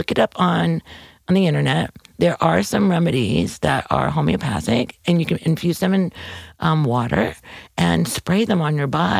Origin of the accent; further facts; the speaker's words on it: St. Louis, Missouri, United States; when I tell people I'm from St. Louis, they're like, what?